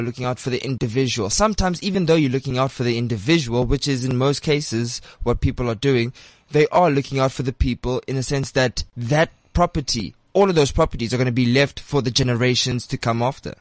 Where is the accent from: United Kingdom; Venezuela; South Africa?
South Africa; Bloemfontein, Free State; moved away; I was born in Bloemfontein, Rocklands